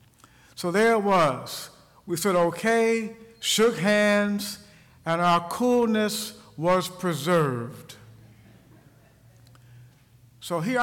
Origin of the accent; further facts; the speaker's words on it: Ohio, United States; moved away as an adult; I returned to my home state, Ohio, after having been gone for many years